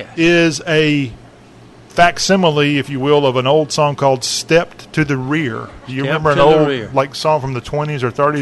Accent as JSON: {"language": "English", "town": "Lexington", "region": "South Carolina", "country": "United States", "tie": "born or raised there", "said": "my hometown, Lexington."}